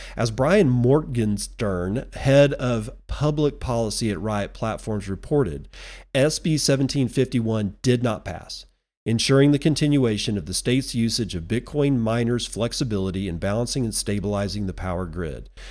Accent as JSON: {"language": "English", "country": "United States", "said": "as an American citizen"}